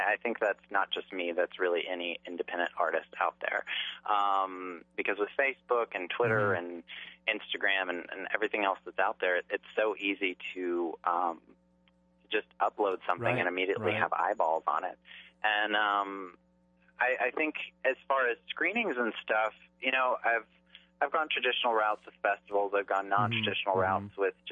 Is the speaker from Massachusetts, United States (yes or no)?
no; Charleston, South Carolina, United States; I grew up in Charleston, South Carolina